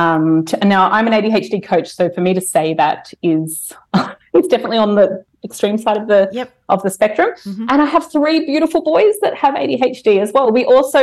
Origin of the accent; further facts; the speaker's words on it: Brisbane, Queensland, Australia; a band from my hometown, from Brisbane